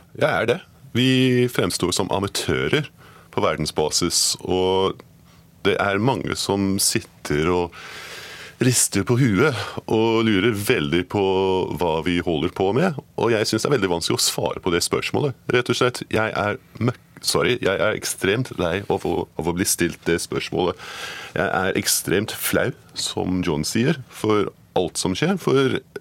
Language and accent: Norwegian; Scotland, United Kingdom; moved away; Jeg er skotte